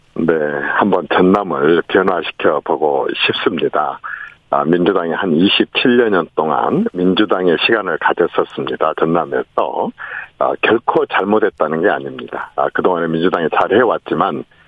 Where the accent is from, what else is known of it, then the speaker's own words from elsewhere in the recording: Honam, South Korea; 호남 출신인 제가